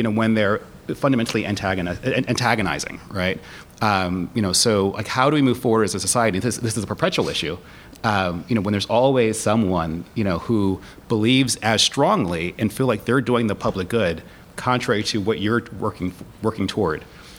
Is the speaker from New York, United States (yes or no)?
yes; Buffalo, New York, United States; I grew up in Buffalo